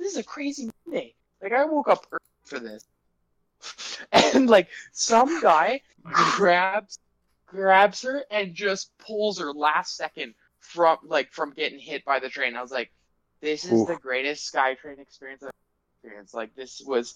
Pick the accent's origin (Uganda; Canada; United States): Canada; Vancouver, British Columbia; We're all from Vancouver